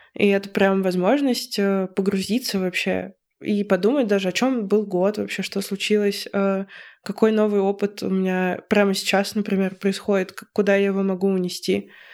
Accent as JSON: {"language": "Russian", "town": "Voronezh", "region": "Voronezh Oblast", "country": "Russia", "tie": "born or raised there", "moved": "as an adult", "lives_now": "Moscow, Russia", "said": "мое детство у нас в Воронеже"}